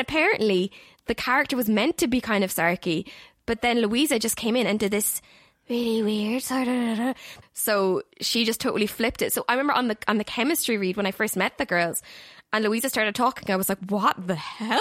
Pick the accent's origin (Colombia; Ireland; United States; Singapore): Ireland; Galway, Connacht; I am from Galway, that is in the Republic of Ireland